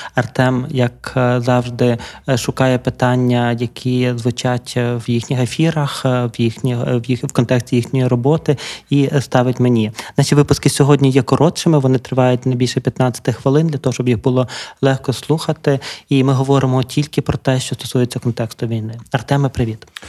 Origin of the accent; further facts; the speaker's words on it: Lviv, Lviv Oblast, Ukraine; я така ж львів'яни, бо я зі Львова